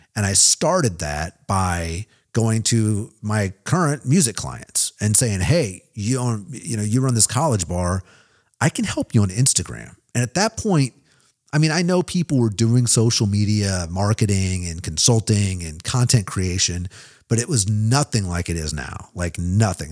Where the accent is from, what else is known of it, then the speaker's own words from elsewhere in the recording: Kansas City, Missouri, United States; moved away as an adult; also born or lived in Nashville, Tennessee; now in Kansas City, United States; Kansas City, my hometown.